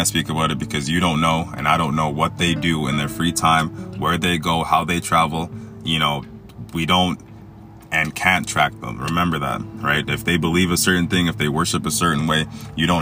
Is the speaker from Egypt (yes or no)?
yes; Egypt; I was born in Egypt.